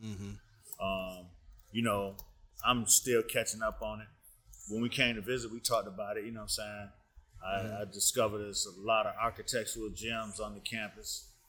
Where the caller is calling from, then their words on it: Chicago, Illinois, United States; I'm coming live from Chicago.